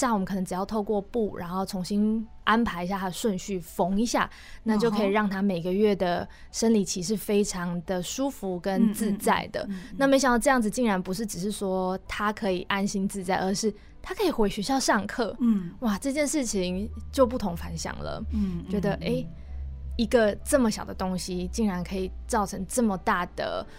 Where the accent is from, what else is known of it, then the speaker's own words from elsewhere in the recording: Taichung, Taiwan; also born or lived in Taipei; 因为我本身是台中人